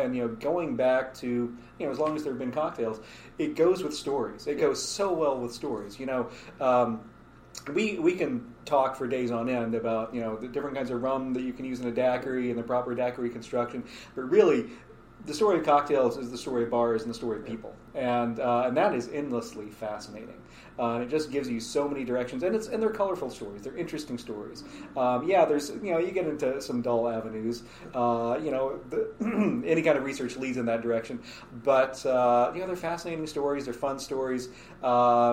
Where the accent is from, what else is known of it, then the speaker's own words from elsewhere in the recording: Oklahoma, United States; moved away; also born or lived in Seattle; I grew up in Oklahoma, in a rural community.